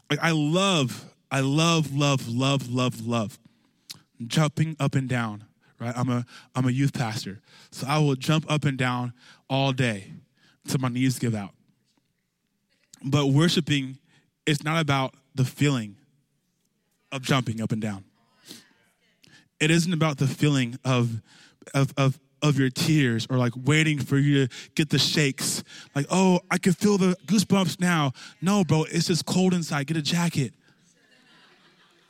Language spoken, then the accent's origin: English; California, United States; I grew up in California